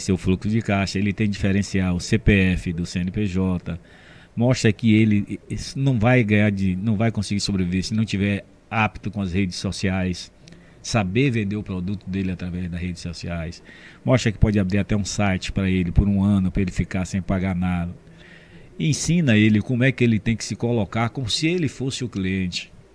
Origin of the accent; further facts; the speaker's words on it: Camaçari, Bahia, Brazil; eu sou de 54 e cheguei em Camaçari em 58